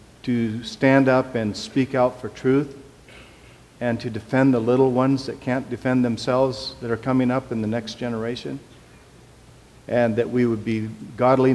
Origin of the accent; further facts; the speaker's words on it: Portland, Oregon, United States; I'm from East Portland